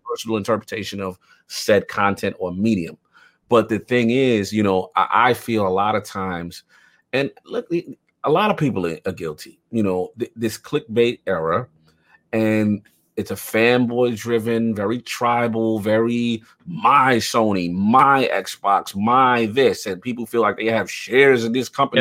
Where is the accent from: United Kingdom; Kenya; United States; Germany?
United States; New York City, New York; I'm from the South Bronx.